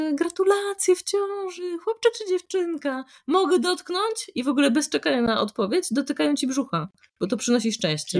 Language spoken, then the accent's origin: Polish; Poland; moved away as an adult; now in Italy